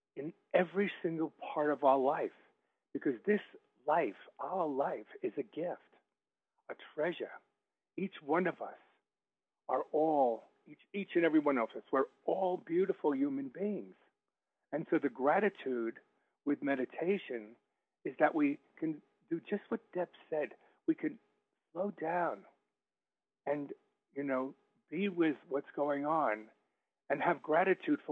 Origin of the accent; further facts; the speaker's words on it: United States; I'm American, and now I'm British